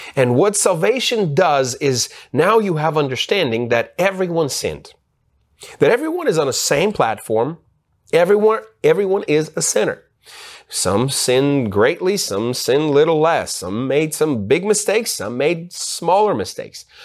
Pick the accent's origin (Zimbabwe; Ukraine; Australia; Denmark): Ukraine; moved away; also born or lived in United States; I was born in Ukraine, and so I grew up in Uk-, in Ukraine. Part of my youth, I grew up in Ukraine.